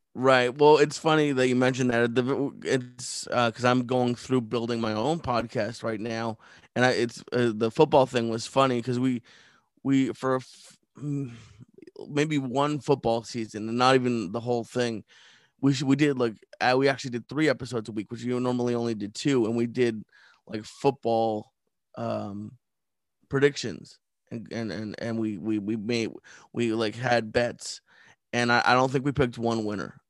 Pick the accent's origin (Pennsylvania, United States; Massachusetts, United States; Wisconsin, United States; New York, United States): Massachusetts, United States; Sudbury; moved away as an adult; also born or lived in Los Angeles; I grew up outside of Boston in a very small town called Sudbury